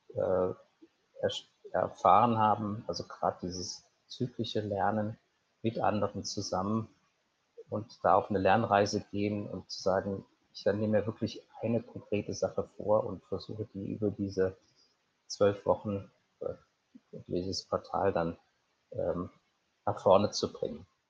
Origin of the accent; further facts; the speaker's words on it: Cologne, North Rhine-Westphalia, Germany; moved away as an adult; also born or lived in Swabia / Trier / Portugal; now in Munich, Germany; vielleicht begonnen in, in Schwabenländle, bin aufgewachsen in Köln